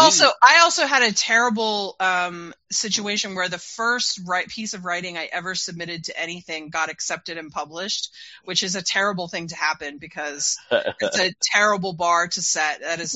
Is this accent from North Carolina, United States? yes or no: no; Utah, United States; I was growing up in Utah at that time, which was really conservative